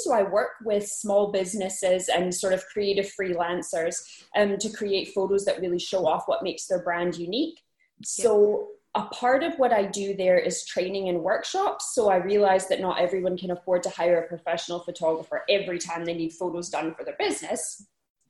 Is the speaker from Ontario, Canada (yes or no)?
no; Winnipeg, Manitoba, Canada; moved away as an adult; now in Glasgow, United Kingdom; I am originally from Canada, from a place right in the middle of Canada called Winnipeg, but I've lived in Scotland for 5 years, and then I live in Glasgow.